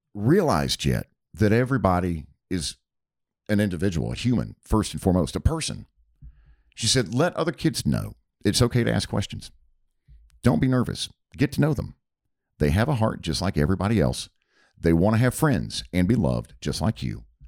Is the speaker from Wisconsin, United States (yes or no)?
no; Hickory, North Carolina, United States; moved away as an adult; now in Milton, United States; the Hickory Daily Record, which is the, the daily paper, uh, in my hometown